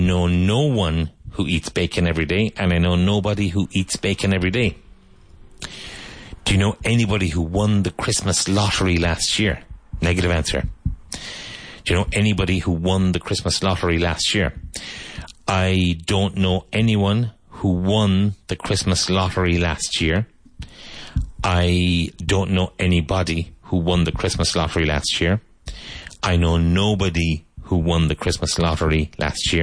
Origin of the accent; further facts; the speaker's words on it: Ireland; now in Spain; But growing up in Ireland